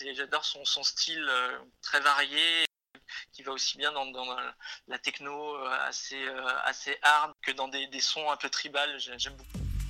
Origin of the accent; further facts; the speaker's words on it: Isère, Auvergne-Rhône-Alpes, France; now in Lyon, France; je viens d'un petit village de l'Isère. J'habite à Lyon depuis environ 22 ans